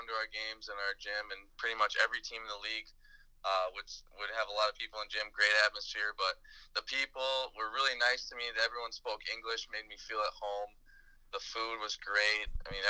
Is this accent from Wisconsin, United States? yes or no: yes; New Berlin, Wisconsin, United States; Yeah, definitely. My town is actually, I'm from New Berlin, so it's kind of funny